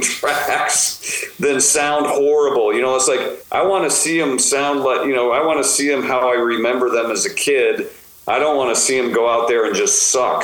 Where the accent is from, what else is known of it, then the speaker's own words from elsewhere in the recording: United States; we come from the United States